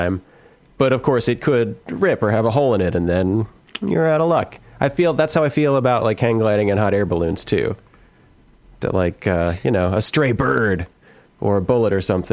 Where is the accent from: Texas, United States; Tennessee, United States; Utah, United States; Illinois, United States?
Texas, United States; Plano; where I grew up in Plano